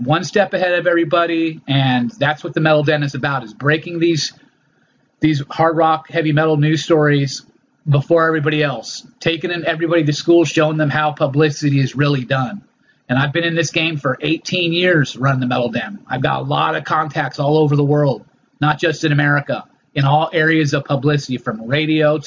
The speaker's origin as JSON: {"language": "English", "town": "Los Angeles", "region": "California", "country": "United States", "tie": "born or raised there", "said": "my childhood growing up in Los Angeles"}